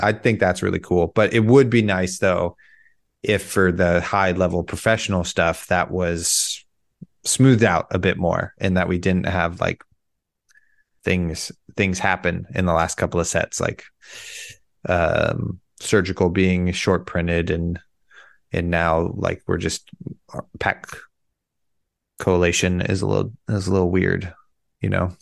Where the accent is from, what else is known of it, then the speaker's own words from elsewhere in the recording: United States; I'm an American, that those count towards me also, even though I live, uh, one mile from the Pacific Ocean